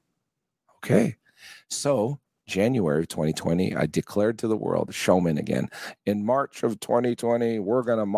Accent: San Francisco, California, United States; moved away as an adult; I was born in San Francisco, California

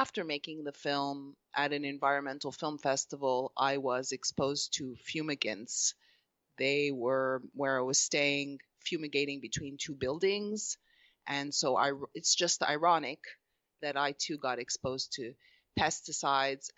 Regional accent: Montreal, Quebec, Canada; moved away as an adult; now in Los Angeles, United States; I am Canadian from Montreal, Canada. I'm Egyptian Greek mixture. And looking back, I think I grew a quite a sheltered life in Montreal in Canada.

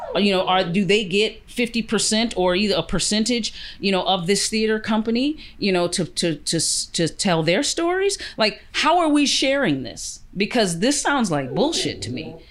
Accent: United States; also born or lived in Canada; now in Vancouver, Canada; I'm Canadian and American, but I'm American born.

